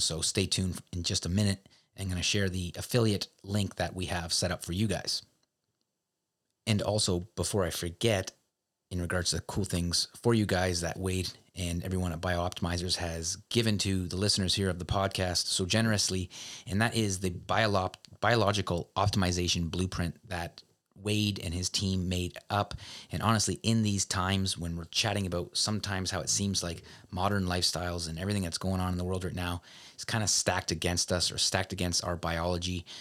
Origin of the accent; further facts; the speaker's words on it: Canada; I'm a Canadian